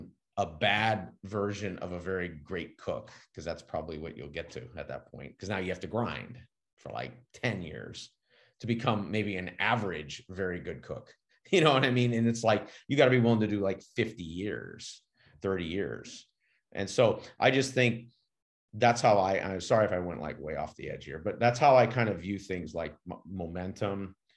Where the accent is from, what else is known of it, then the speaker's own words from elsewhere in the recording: California, United States; I grew up with some in California